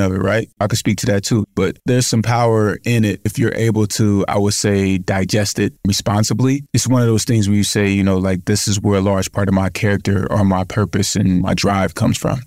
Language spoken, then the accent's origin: English; United States; I grew up in foster care in the States from nine months until I was eighteen